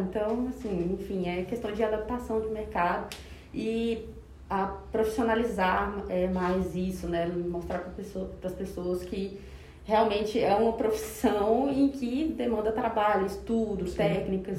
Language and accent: Portuguese; Tocantins, Brazil; now in Goiânia, Brazil; Sou tocantinense do pé rachado de nascença, mas goiana de coração. Então, estou há mais de 10 anos em Goiânia